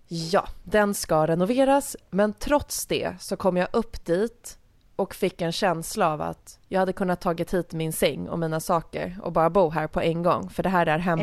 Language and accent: Swedish; Nacka, Stockholm County, Sweden; also born or lived in Jarlaberg, Nacka; min barndom tillbringades i Älta